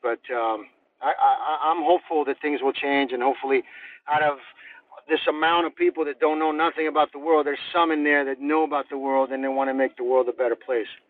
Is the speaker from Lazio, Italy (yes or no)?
yes; Rome, Lazio, Italy; now in United States; we grew up in Rome, and we grew up in Europe